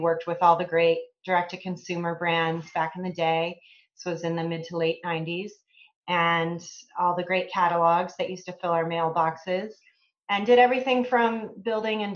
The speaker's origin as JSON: {"language": "English", "region": "Illinois", "country": "United States", "tie": "born or raised there", "also_born_or_lived": "Iowa", "said": "I grew up in the Midwest. I grew up about 60 miles west of Chicago in a small town"}